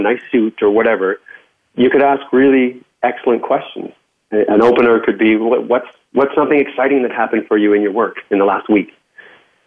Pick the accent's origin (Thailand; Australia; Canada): Canada; accent: Canadian; I'll put the Canadian back on